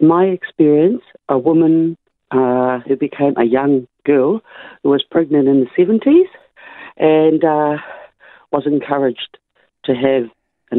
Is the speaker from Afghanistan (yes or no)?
no; New Zealand; I'm from New Zealand.